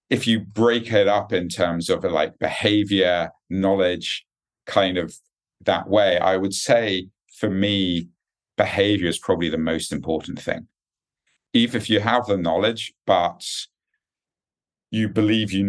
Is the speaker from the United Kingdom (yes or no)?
yes; United Kingdom; accent: British; moved away as an adult; also born or lived in United States; now in Singapore; I'm a Brit at heart, obviously, from the accent. I haven't quite lost it yet.